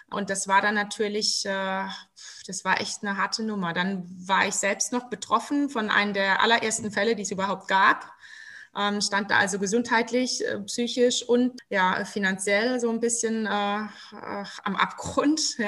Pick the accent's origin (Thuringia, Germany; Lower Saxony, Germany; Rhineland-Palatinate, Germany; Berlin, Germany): Rhineland-Palatinate, Germany; wir sind ja Pfälzer